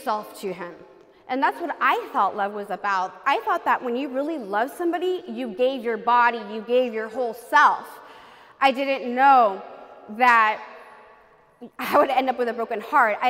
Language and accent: English; California, United States; I was born in California, and my parents are from Mexico